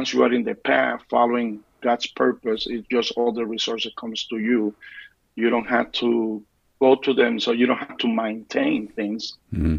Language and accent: English; Puerto Rico; moved away as an adult; also born or lived in New York City, United States; now in Michigan, United States; I was born in New York and raised up in Puerto Rico.